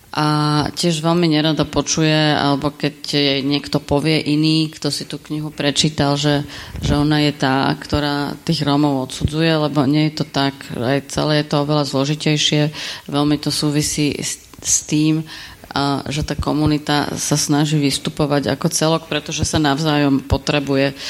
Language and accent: Slovak; Bratislava, Bratislava Region, Slovakia; ja som z Bratislavy